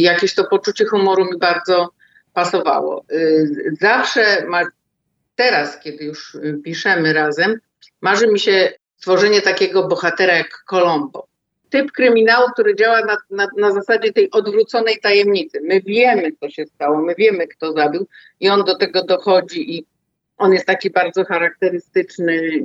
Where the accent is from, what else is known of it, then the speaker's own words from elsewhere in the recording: Wrocław, Lower Silesian Voivodeship, Poland; Ja się urodziłam we Wrocławiu